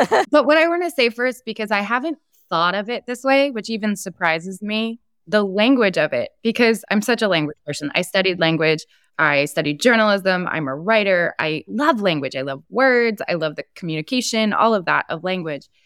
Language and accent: English; New Jersey, United States; my home state of New Jersey